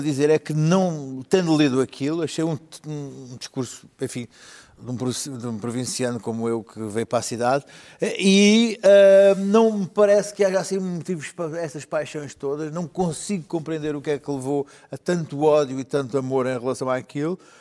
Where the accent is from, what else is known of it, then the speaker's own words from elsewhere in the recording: Alentejo, Portugal; moved away as an adult; now in Lisbon, Portugal; eu sou alentejano